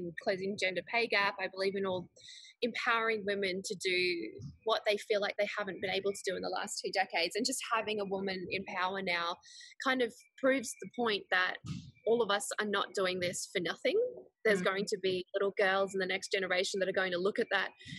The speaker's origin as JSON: {"language": "English", "country": "Switzerland", "tie": "born or raised there", "moved": "yes", "lives_now": "Gold Coast, Australia", "said": "I was born in Switzerland, but my dad is Swedish and my mum's Chinese"}